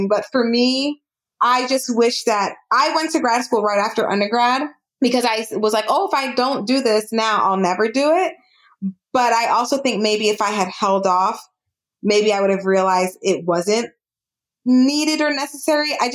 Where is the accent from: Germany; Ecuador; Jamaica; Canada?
Jamaica; Kenya. I'm Jamaican, so I'm biased. Jamaica.